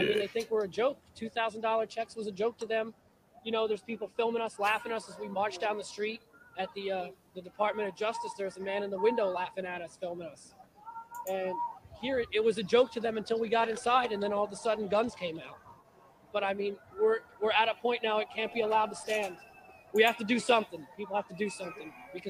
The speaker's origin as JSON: {"language": "English", "region": "New Jersey", "country": "United States", "said": "from New Jersey."}